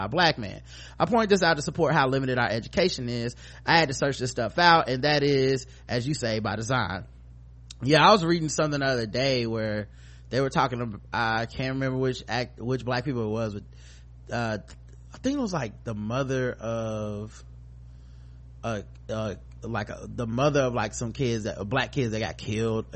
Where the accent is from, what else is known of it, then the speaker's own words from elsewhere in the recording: the South, United States; I'm from the South